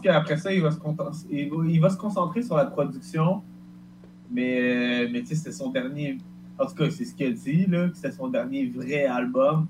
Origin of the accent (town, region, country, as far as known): Quebec, Canada